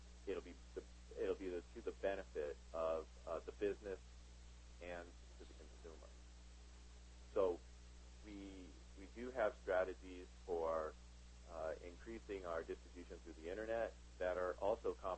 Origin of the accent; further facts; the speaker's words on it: Southern California, United States; born and raised in Southern California